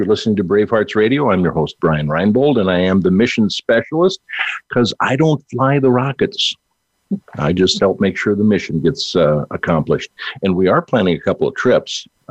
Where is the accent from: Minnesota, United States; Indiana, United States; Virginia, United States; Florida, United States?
Minnesota, United States; accent: Minnesotan; I'm having a Minnesotan accent. Minnesota.